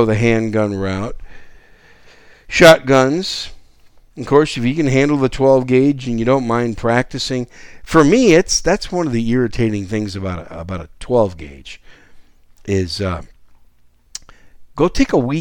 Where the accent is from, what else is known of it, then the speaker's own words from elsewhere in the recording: Wisconsin, United States; moved away; When I grew up as a kid in Wisconsin, a teenage kid and a young adult in Wisconsin